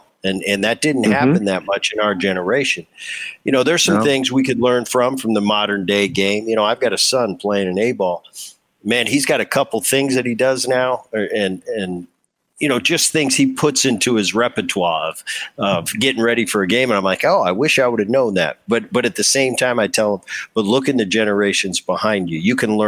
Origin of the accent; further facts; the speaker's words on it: New Jersey, United States; also born or lived in Southern California; Well, I grew up in Jersey and then, you know, Southern Cal for high school and college, but I never got to play in a hometown.